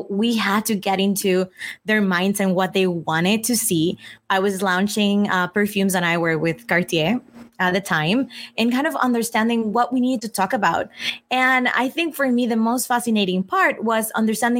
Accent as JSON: {"language": "English", "country": "Mexico", "tie": "born or raised there", "also_born_or_lived": "Italy", "moved": "yes", "said": "I grew up in Mexico."}